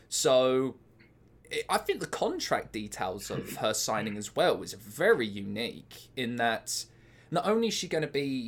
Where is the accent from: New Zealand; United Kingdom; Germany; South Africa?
United Kingdom; As a British wrestling fan